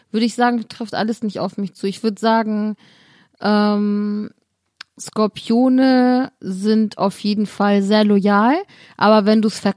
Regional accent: Cologne, North Rhine-Westphalia, Germany; Also ich komme ja aus Köln

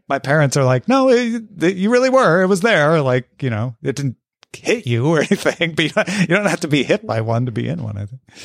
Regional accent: Illinois, United States; moved away as an adult; now in Los Angeles, United States; I grew up in Illinois, went to school at the University of Illinois in Champaign.

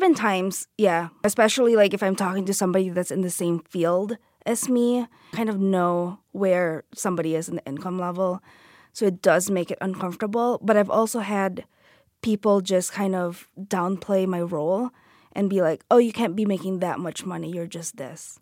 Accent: Philippines; moved away; I grew up in the Philippines

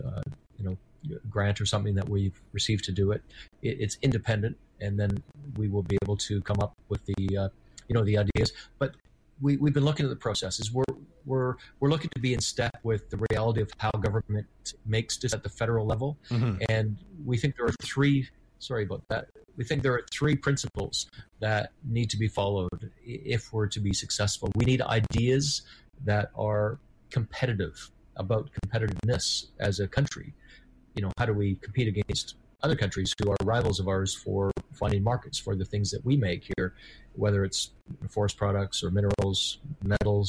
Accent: Vancouver, British Columbia, Canada; I remember growing up in Vancouver in the 1970s

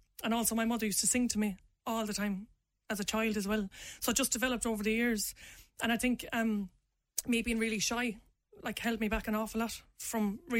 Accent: Limerick, Munster, Ireland; Because I am from Limerick City, I am from Ireland, and even if I'm going to rap, I want to rap in my own voice, like, and be authentic.

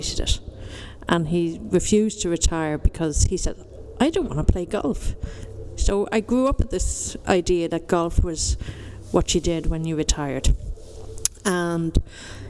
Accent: Dublin, Leinster, Ireland; I'm from Dundrum in the foothills of South Dublin

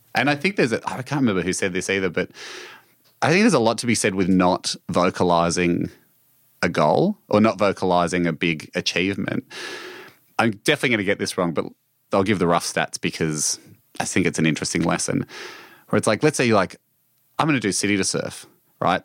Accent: Australia; my home country

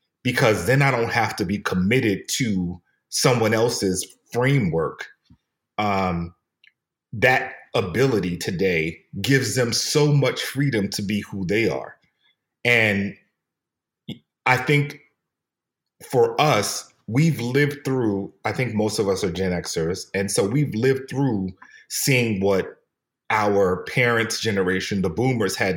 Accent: New York City, New York, United States; I'm from New York

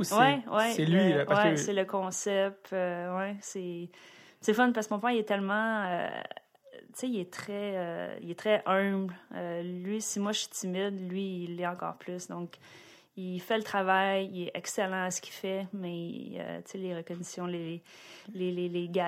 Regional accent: Boisbriand, Quebec, Canada; also born or lived in Greenfield Park, Quebec; je suis née à Greenfield Park. Greenfield Park. Ouais. J'aime ça. Puis euh, en fait, on a déménagé sur la rive nord à Boisbriand. Je suis très très fière de venir de Boisbriand.

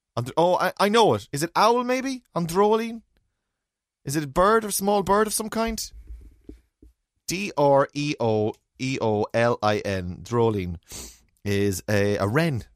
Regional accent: Ireland; as Irish people

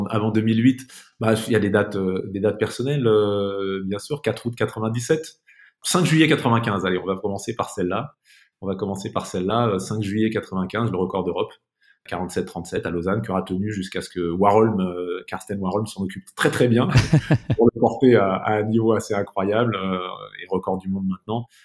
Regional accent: Saint-Affrique, Occitania, France; born there; je suis né dans un endroit qui est, compte tenu de mes origines africaines, assez drôle. Je suis né à Sainte-Afrique, avec deux F, dans l'Aveyron.

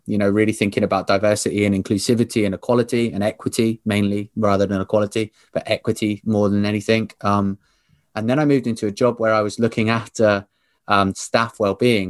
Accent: Southampton, South East England, United Kingdom; We are both from Southampton

